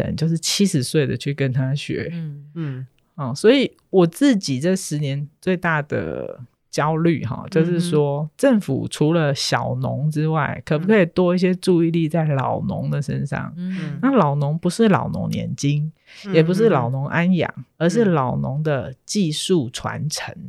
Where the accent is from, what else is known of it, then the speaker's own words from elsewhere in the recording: Hsinchu, Hsinchu City, Taiwan; 以我这个一个水泥丛人都市长大的小孩，我在新竹市区长大